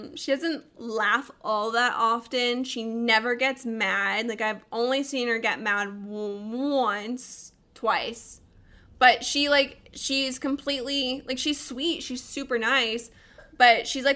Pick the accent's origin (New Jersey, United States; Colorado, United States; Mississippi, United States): Colorado, United States; I'm a Colorado girl. I grew up in Colorado